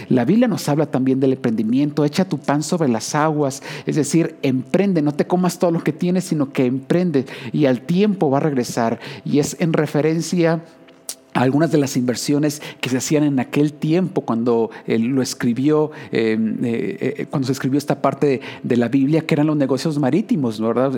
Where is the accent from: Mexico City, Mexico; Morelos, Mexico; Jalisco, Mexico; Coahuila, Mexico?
Jalisco, Mexico; Usmajac; now in Guadalajara, Mexico; yo soy de un pueblo, eh, podrías llegar a cualquier punto en 15 minutos. Yo recuerdo, yo crecí en Uzmajajali